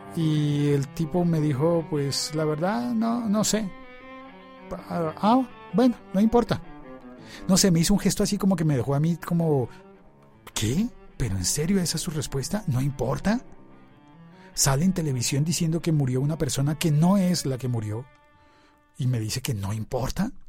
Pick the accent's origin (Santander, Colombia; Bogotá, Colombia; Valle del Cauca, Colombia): Bogotá, Colombia; de mi ciudad, que me habla en mi dialecto